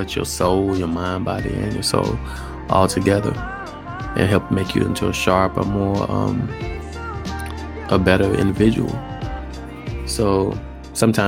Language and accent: English; Alabama, United States; moved away; I'm from Alabama